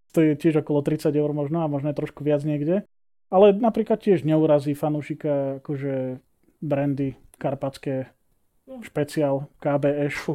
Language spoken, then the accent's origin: Slovak; Slovakia; sme Slováci